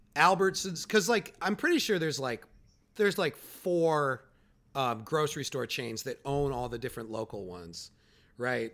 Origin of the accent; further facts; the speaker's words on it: Chicago, Illinois, United States; now in New York, United States; I'm from Chicago, where Walgreens is a big drug store